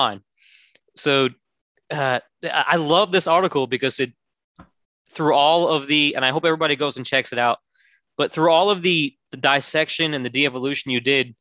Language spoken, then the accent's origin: English; Orlando, Florida, United States; I grew up in Orlando, Florida.